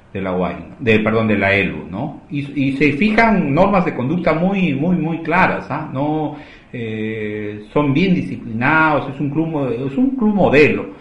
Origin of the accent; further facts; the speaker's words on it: Magdalena, Lima, Peru; yo soy eh, vecino de Magdalena